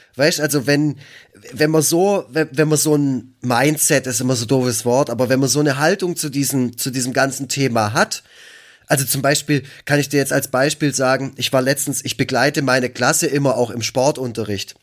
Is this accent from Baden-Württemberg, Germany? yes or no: yes; Black Forest, Baden-Württemberg, Germany; ich komme aus dem Schwarzwald